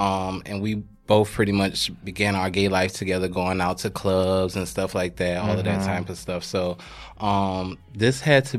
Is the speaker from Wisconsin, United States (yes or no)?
no; Queens, New York, United States; also born or lived in South Carolina; So I'm originally from New York, but I grew up between New York and South Carolina. I'm originally from Queens, live in the Bronx currently.